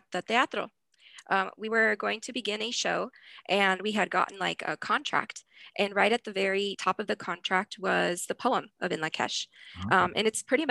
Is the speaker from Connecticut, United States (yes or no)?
no; Denver, Colorado, United States; I've been teaching for 8 years at the same school. And at the school that in the community where I grew up. So I grew up in the South Side. I am a South Side Chicana